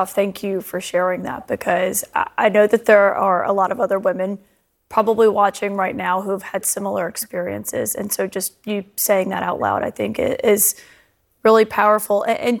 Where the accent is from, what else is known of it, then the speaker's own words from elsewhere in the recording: Alabama, United States; moved away; I think about my home state of Alabama.